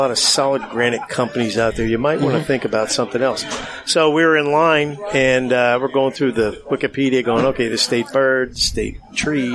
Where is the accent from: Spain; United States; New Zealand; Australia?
United States; Northeast Pennsylvania; Growing up in Northeast PA, 5 kids